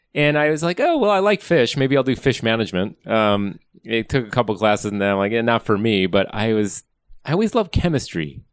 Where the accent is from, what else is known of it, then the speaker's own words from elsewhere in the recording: Wisconsin, United States; now in California, United States; I grew up in Wisconsin, a long line of farmers.